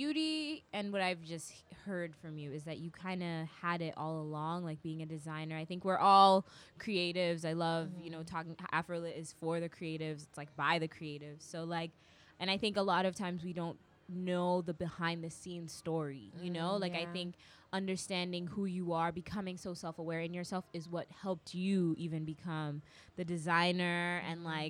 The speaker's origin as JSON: {"language": "English", "country": "Kenya", "said": "Like, both of us, you know, I'm Kenyan, you're Nigerian."}